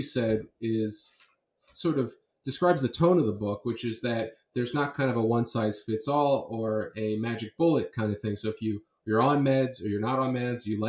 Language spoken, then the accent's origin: English; Miami, Florida, United States; I'm from Miami